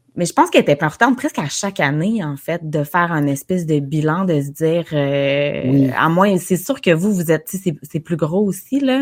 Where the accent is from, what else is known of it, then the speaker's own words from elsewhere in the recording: Baie-Comeau, Quebec, Canada; je suis native de Bécomo